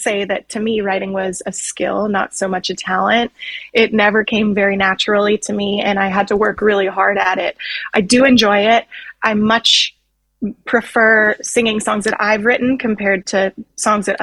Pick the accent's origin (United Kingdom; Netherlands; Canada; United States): Canada; I am Canadian